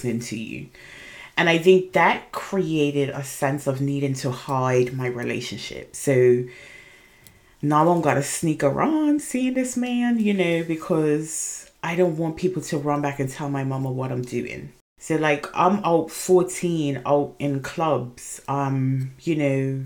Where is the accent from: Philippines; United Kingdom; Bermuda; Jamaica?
Bermuda; I am originally from Bermuda. I was born and raised in Bermuda